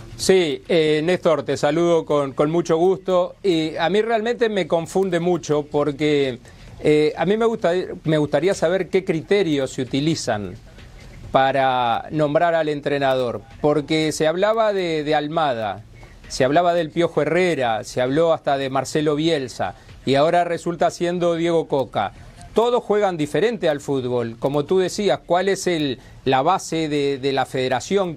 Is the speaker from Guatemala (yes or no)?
no; Uruguay; yo soy de Uruguay